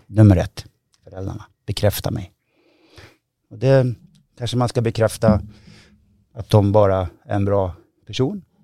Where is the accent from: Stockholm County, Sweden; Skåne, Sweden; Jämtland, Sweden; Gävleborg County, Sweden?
Gävleborg County, Sweden; Hofors; Jag växte upp i Hofors